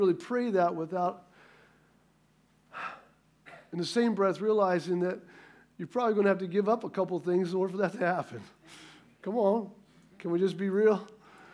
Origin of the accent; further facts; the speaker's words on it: Midwest, United States; I come from the Midwest